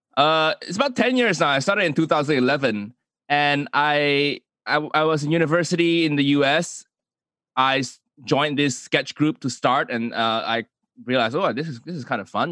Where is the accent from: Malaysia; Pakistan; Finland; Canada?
Malaysia; Kuala Lumpur; moved away as an adult; also born or lived in United States / United Kingdom; Zhong, Zhonghua, you know, independent Chinese school in Malaysia, in K L